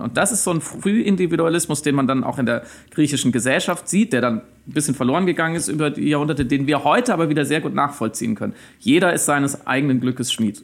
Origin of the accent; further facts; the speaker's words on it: Waldkirch, Baden-Württemberg, Germany; moved away as an adult; now in Berlin, Germany; Ich bin aber gebürtig aus dem Schwarzwald, aus äh, Waldkirch bei Freiburg